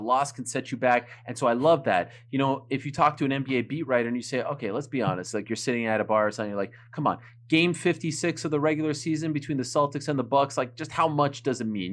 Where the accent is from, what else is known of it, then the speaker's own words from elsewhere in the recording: Montreal, Quebec, Canada; first language French; English is a second language; moved away as an adult; I'm from Montreal, Quebec, Canada. I was born there, July eighth, nineteen eighty-two.